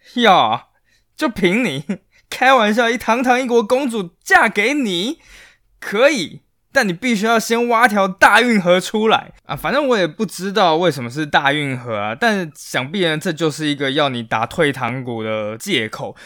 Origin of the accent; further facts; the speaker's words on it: Taiwan; 我们台湾人